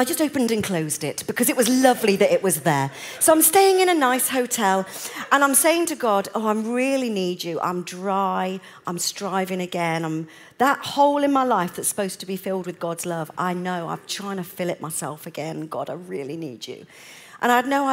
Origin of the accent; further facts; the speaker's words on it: United Kingdom; I'm British